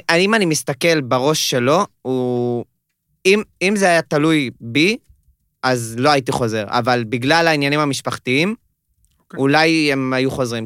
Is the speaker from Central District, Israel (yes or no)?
no; Holon, Tel Aviv District, Israel; now in Tel Aviv, Israel; כרגע חי בתל אביב, במקום חולון